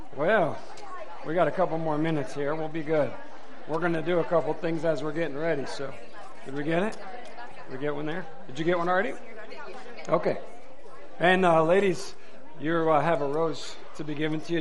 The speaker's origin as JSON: {"language": "English", "region": "Michigan", "country": "United States", "moved": "yes", "said": "I'm from Michigan originally."}